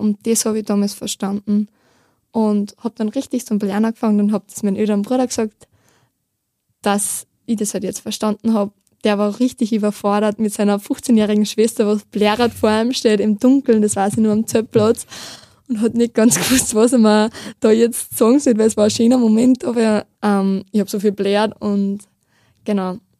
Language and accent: German; near Steyr, Upper Austria, Austria; ich komme aus der Nähe von Steyr